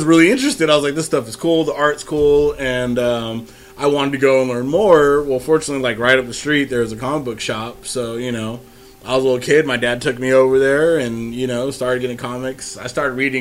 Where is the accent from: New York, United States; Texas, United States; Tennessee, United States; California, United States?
California, United States; San Francisco; I'm from Frisco